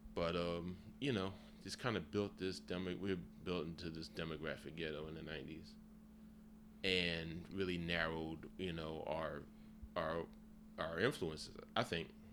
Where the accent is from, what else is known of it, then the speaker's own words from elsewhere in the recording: United States; culturally, I grew up in America